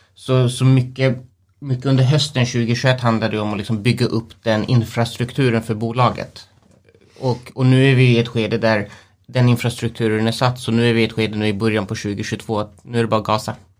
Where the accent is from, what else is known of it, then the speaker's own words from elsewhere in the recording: Sweden; vi är själva svenskar, vi är, vi är härifrån